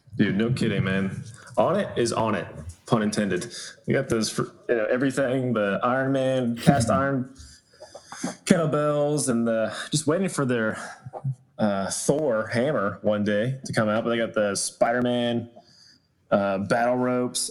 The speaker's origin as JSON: {"language": "English", "town": "Atlanta", "region": "Georgia", "country": "United States", "said": "I'm from Atlanta, Georgia originally"}